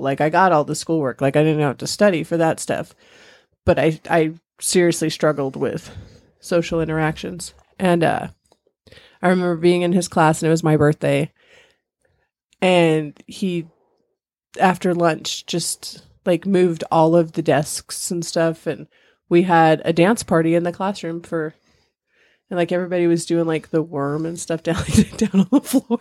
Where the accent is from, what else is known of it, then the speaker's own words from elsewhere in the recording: San Bernardino, California, United States; moved away as an adult; also born or lived in Victorville, California / Nevada / Texas / Missouri; I grew up in Southern California. San Bernardino